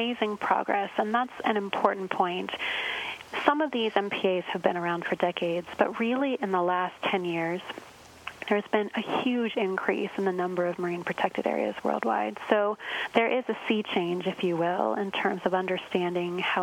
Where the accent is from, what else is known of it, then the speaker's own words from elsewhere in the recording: Arizona, United States; moved away; I grew up in Arizona. So I also grew up in a landlocked location.